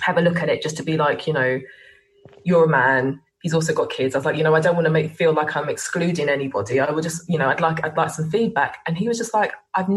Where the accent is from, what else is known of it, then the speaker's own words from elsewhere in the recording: England, United Kingdom; I'm also English and British and hold a British passport.